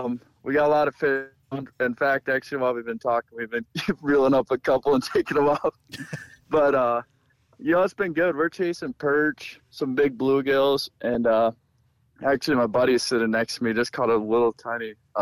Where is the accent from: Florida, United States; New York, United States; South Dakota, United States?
South Dakota, United States; Hurley; moved away as an adult; now in Sioux Falls, United States; So I'm originally from Hurley.